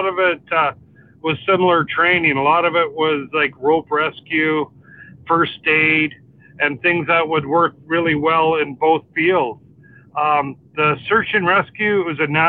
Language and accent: English; North Vancouver, British Columbia, Canada; born and raised in North